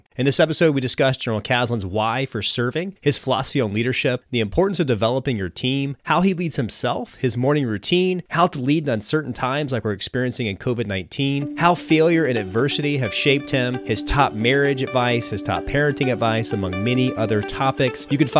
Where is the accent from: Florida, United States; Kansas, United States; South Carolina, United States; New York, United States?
South Carolina, United States; Spartanburg; I'm a native of South Carolina. I grew up in Spartanburg and grew up a Gamecocks fan.